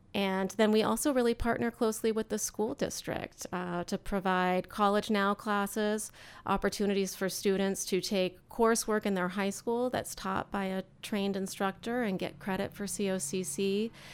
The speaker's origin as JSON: {"language": "English", "town": "Eugene", "region": "Oregon", "country": "United States", "tie": "born or raised there", "moved": "as an adult", "lives_now": "Central Oregon, United States", "said": "my parents were public school teachers growing up in Eugene"}